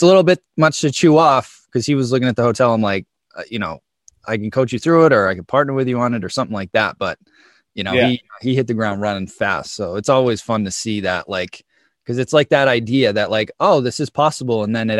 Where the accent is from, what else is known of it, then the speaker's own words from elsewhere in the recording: Boston, Massachusetts, United States; I'm from Boston